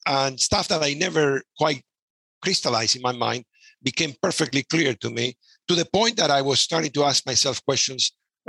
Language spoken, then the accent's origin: English; Buenos Aires, Argentina; moved away as an adult; now in Vancouver, Canada; I'm originally from Buenos Aires, Argentina.